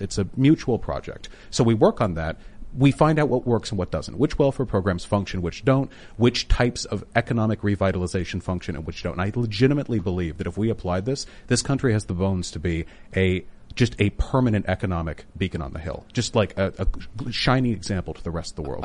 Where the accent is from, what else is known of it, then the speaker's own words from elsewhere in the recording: Beverly Hills, California, United States; I grew up in Beverly Hills, which is close, though, to, um, uh, West Hollywood and Koreatown